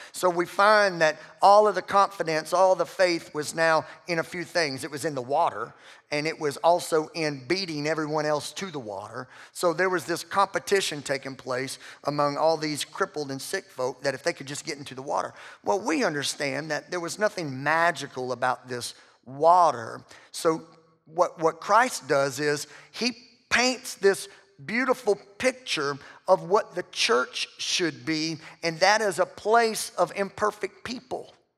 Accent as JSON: {"language": "English", "region": "the South", "country": "United States", "said": "we're all from the South"}